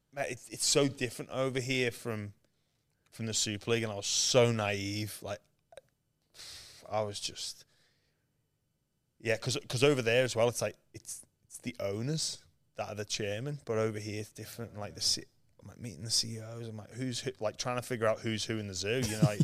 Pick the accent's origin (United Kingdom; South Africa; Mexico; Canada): United Kingdom; England; when I was growing up in England, I'd never really been on, I don't think I'd ever been on a plane before.